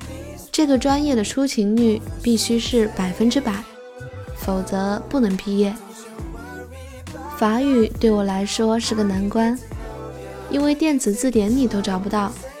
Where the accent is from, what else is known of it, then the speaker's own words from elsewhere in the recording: China; 自我介绍的时候，一听说我是中国人，巴基斯坦的人都上来和我握手。